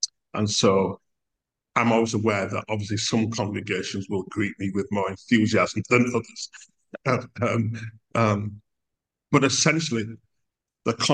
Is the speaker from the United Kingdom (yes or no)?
yes; United Kingdom; we as in British people, includes myself